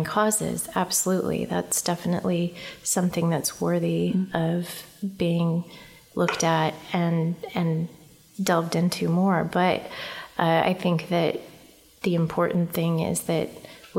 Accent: Albuquerque, New Mexico, United States; moved away as an adult; now in Topeka, United States; growing up in New Mexico, I was in a large city in Albuquerque

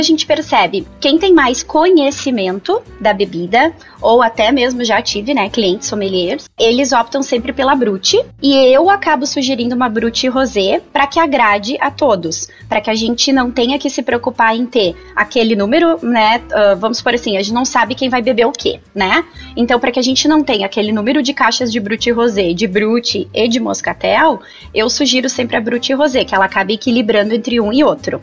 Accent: Nova Petrópolis, Rio Grande do Sul, Brazil; also born or lived in Caxias do Sul / Gramado; sou natural e moro em Nova Petrópolis. Morei um tempinho em Caxias, morei em Gramado, já viajei bastante, mas voltei para Nova Petrópolis

